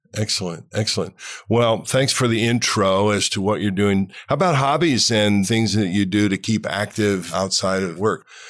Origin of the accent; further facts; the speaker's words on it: Cleveland, Ohio, United States; my hometown in Cleveland, Ohio